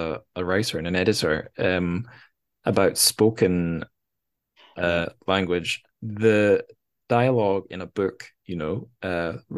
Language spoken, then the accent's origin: English; Scotland, United Kingdom; I'm from Scotland